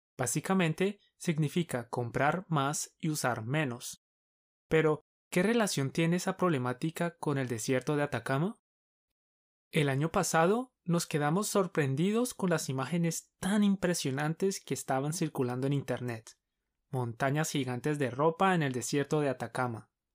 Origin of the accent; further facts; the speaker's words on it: Colombia; Somos dos profes colombianos